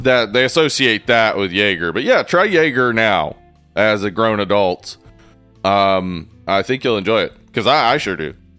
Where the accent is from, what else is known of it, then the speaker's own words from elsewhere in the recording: East Tennessee, United States; growing up in East Tennessee